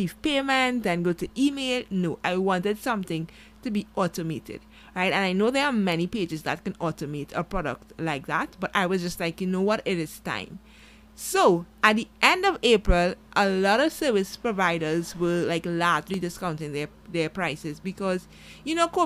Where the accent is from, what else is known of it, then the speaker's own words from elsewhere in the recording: Trinidad & Tobago; I'm from Trinidad and Tobago